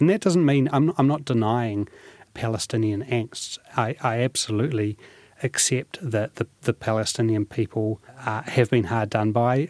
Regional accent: New Zealand; I was born in New Zealand. You know, I've, I've always identified myself as a New Zealander

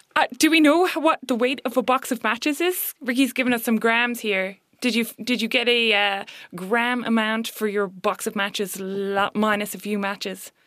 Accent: Ireland; now in New Zealand; I'm Irish, and obviously I live in New Zealand

